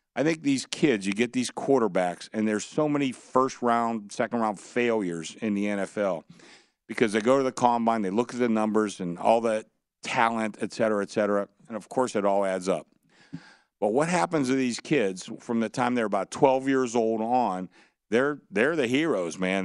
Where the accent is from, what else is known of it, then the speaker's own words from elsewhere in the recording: Pittsburgh, Pennsylvania, United States; I'm from Pittsburgh